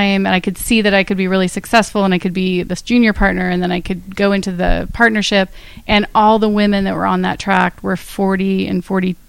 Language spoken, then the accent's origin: English; Northern California, United States; now in West Hollywood, United States; my brother and I are 18 months apart. We grew up in Northern California